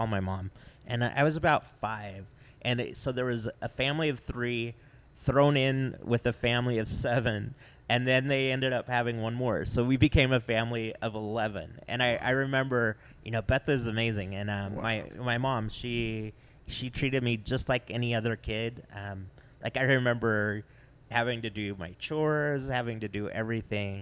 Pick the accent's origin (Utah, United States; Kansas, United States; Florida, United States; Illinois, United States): Utah, United States; American Fork; growing up in American Fork was great